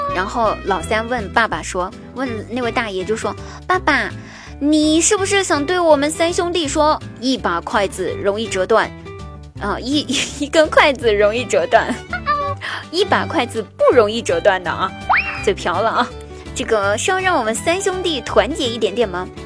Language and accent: Chinese; Huangguoshu Waterfall, Guizhou, China; 我家乡的话呢，给大家推荐黄果树大瀑布